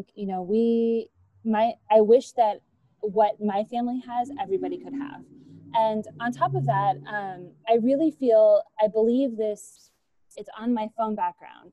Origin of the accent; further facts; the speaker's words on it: Gilroy, California, United States; I'm from California. I'm from the San Francisco Bay Area. So I grew up here